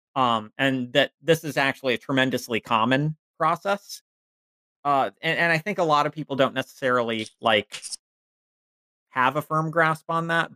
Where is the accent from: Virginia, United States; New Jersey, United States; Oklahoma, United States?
Virginia, United States; Northern; I was raised very much a cishet white boy in Virginia